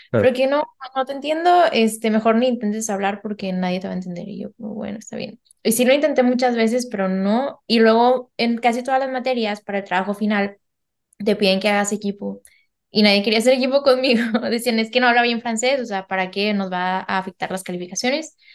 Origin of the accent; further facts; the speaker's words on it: Germany; Spanish is a second language; Ya, pero yo soy alemana.